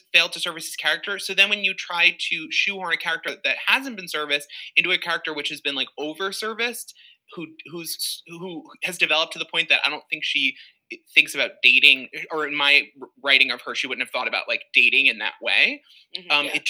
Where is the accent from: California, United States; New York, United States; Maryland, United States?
New York, United States; Long Island; I grew up on Long Island